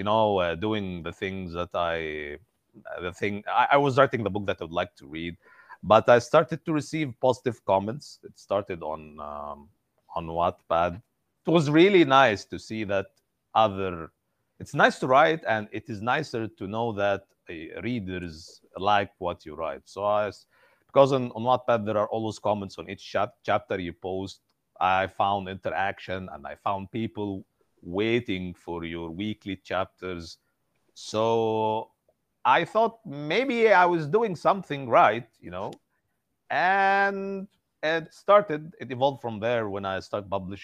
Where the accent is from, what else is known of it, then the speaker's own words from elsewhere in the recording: Egypt; I'm from Egypt